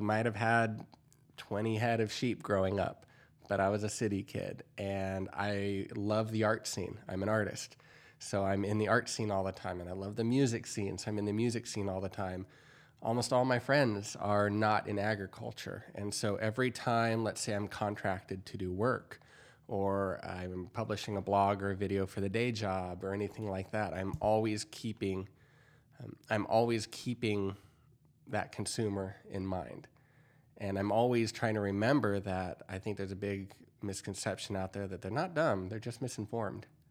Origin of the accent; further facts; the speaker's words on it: San Diego County, California, United States; moved away as an adult; also born or lived in Kansas; I'm from San Diego County, and we, uh, even though everyone called it a farm that I grew up on, we had four acres